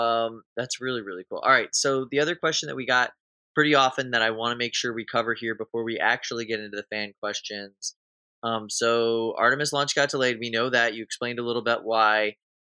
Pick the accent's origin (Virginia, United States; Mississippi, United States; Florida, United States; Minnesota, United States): Florida, United States; Clearwater; And then, I just remember going, cause I grew up in Clearwater. So I remember going to all of these places like all the time as a kid on field trips and stuff.